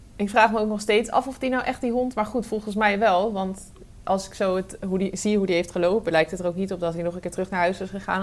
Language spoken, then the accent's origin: Dutch; Arnhem, Gelderland, Netherlands; als Arnhemmer